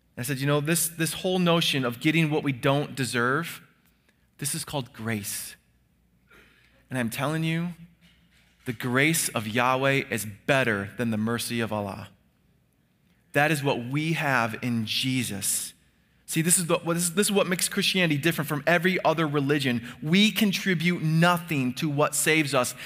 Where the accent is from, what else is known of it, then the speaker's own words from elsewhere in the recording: United States; we who are Americans